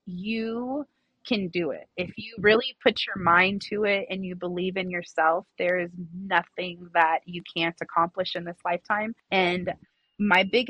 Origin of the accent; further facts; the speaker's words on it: Los Angeles, California, United States; now in Las Vegas, United States; I am from California. I grew up in the San Fernando Valley, but Vegas made me.